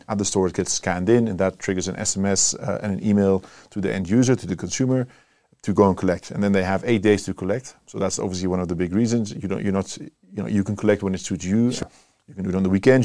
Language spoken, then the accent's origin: English; Netherlands; moved away as an adult; also born or lived in Cape Town, South Africa; now in South Africa; We're from the Netherlands.